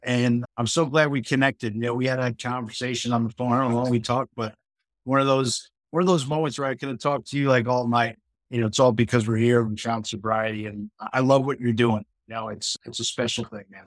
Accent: Port Washington, New York, United States; I grew up in Long Island, a town called Port Washington, a great town.

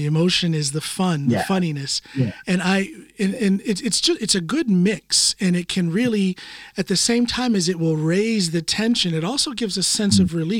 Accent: United States; now in Norway; I never did stand up back home in the US. I've only done stand up since I've been here in Norway.

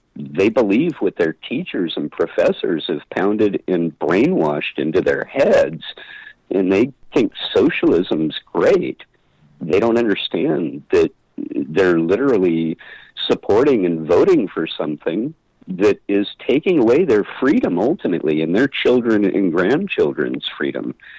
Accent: San Luis Obispo, California, United States; my hometown of San Luis Obispo

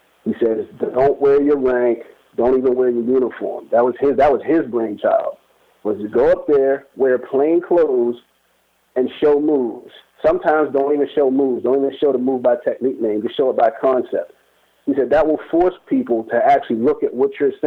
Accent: Baltimore, Maryland, United States; where I'm from, like I'm from Baltimore, I grew up in one area that wasn't really the greatest area in town

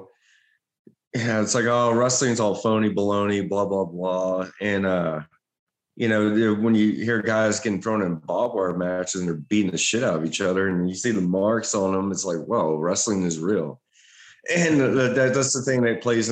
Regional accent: Beaumont, Texas, United States; Beaumont, which was my hometown.

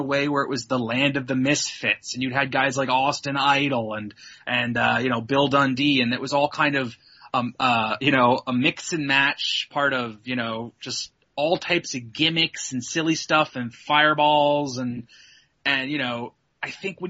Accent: Canada; as a Canadian

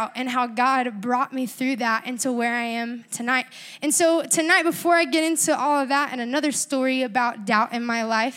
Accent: Panama City Beach, Florida, United States; also born or lived in La Mesa, California; now in Georgia, United States; I grew up and I was raised in Panama City Beach, Florida

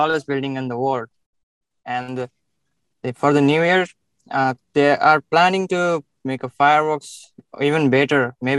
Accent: Bharatpur, Bagmati, Nepal; moved away as an adult; now in Dubai, United Arab Emirates; I was born in Nepal, yeah.

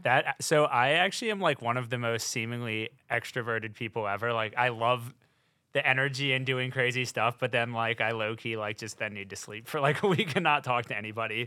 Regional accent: North Carolina, United States; moved away as an adult; now in New York, United States; I'm from North Carolina. I'm a Southern boy

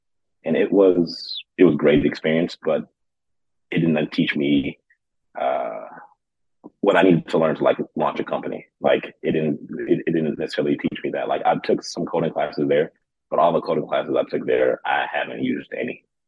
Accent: Kuwait; now in United States; It was tough, I'm not gonna lie, just because growing up in Kuwait, I had all my cousins, so I was never really alone.

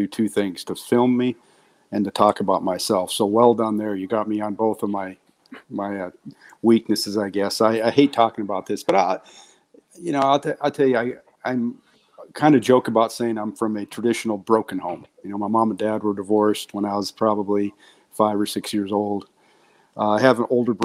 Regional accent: Butte, Montana, United States; moved away as an adult; I'm from Butte, Montana, and it's just a small, hardworking mining town

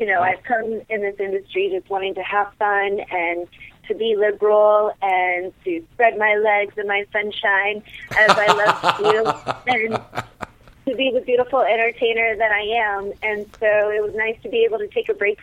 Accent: Las Vegas, Nevada, United States; my hometown here

